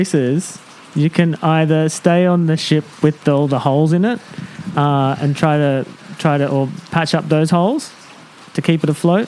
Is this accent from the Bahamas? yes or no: no; Tamworth, New South Wales, Australia; A place called Tamworth, just on the edge of Tamworth.